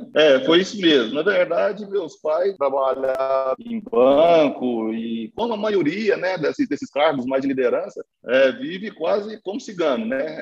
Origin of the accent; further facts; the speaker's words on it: Minas Gerais, Brazil; a gente e mineiro